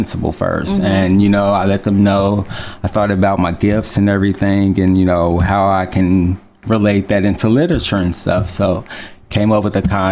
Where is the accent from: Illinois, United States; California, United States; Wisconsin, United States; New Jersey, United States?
Illinois, United States; Chicago; I grew up in Chicago